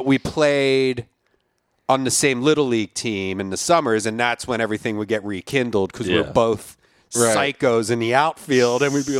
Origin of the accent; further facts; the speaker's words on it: Philadelphia, Pennsylvania, United States; I grew up in Philadelphia.